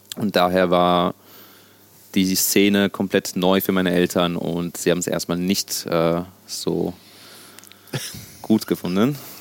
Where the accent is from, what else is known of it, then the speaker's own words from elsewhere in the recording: Germany; first language Sicilian; also born or lived in Sicily, Italy; dass ich äh, mein ganzes Leben in Deutschland äh, verbracht habe und hier aufgewachsen bin, natürlich auch irgendwo Deutsch